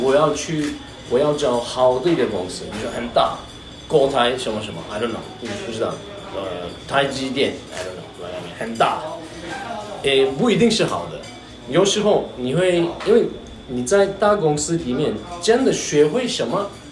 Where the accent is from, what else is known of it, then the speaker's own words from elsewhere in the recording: Turkey; first language Turkish; Chinese is a second language; moved away as an adult; now in Taiwan; 我是来自土耳其，然后我就在台湾十一年了。然后我是，呃，二零一零年第一，首一次来台湾。那个时候我的，来台湾的目的是学中文